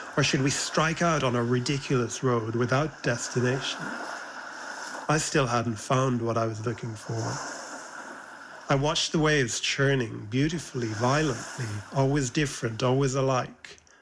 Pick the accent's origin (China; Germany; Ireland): Ireland; growing up in Ireland never felt like he fit